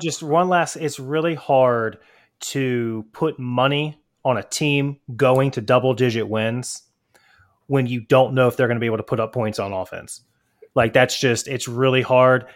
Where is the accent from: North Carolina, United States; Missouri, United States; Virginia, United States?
Virginia, United States; I'm not from Georgia. I'm from Virginia